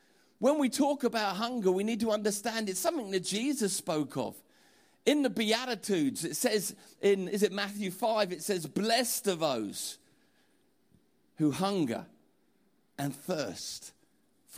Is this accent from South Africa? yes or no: no; Portsmouth, South East England, United Kingdom; I'm from Portsmouth